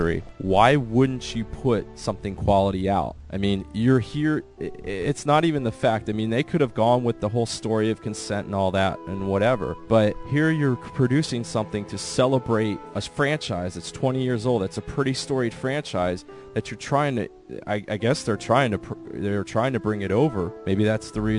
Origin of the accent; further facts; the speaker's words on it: United States; as the American with the Canadian heritage